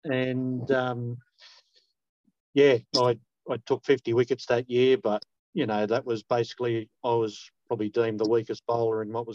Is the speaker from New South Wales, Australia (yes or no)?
yes; Merrylands, New South Wales, Australia; I was just a boy born and raised in Merrylands, mate, in Western Sydney. So, yeah, Westie at heart.